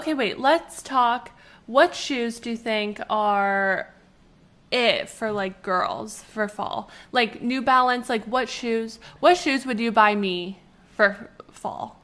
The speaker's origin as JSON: {"language": "English", "country": "Canada", "said": "we're from Canada and it's snowy"}